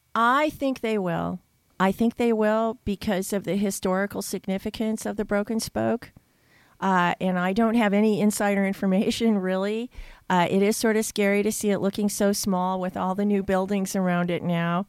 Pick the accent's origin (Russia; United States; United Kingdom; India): United States; Red Wing, Minnesota; moved away as an adult; now in Austin, United States; growing up in Minnesota